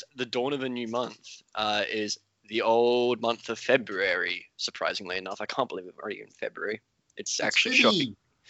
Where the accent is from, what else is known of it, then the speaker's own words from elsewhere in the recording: Australia; also born or lived in West London; now in London, United Kingdom; me living in the UK doesn't stop me from being Australian.